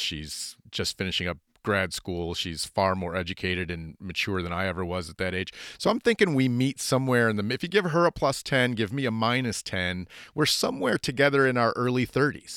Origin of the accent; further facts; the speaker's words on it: United States; as an American